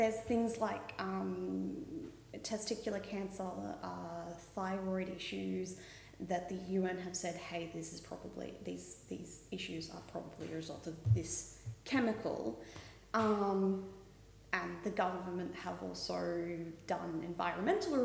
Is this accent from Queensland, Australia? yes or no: yes; Oakey, Queensland, Australia; moved away; Oakey, out near Toowoomba